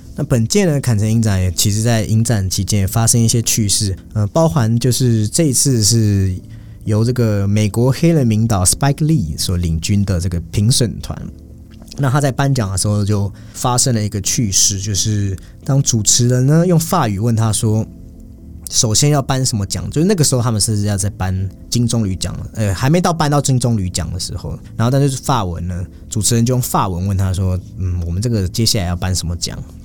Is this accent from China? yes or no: no; Taiwan; 他也是我们来自台湾的演员